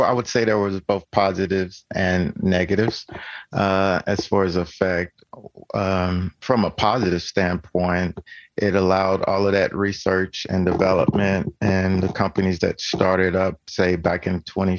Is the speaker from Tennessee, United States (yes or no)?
yes; Tennessee, United States; I'm from Tennessee